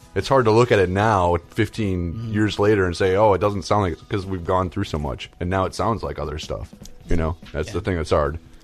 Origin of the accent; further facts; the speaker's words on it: Chicago, Illinois, United States; I grew up in Chicago